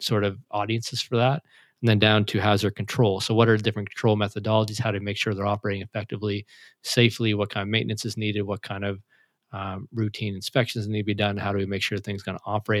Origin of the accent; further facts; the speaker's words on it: Canada; I'm Canadian